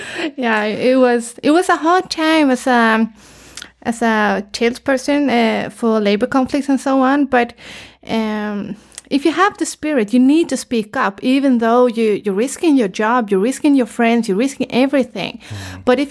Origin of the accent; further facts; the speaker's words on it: Gothenburg, Västra Götaland, Sweden; born there; English is a second language; I was born in Gothenburg, but I've been traveling a lot, you know, I'm a traveler. So I've been living in Varberg, Halmstad, Malmö, Uddevalla, and so on.